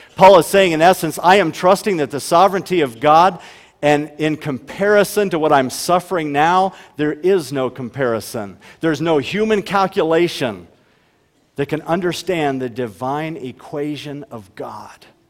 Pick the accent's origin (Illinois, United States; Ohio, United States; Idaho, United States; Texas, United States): Ohio, United States; now in Huron, United States; we grew up in Ohio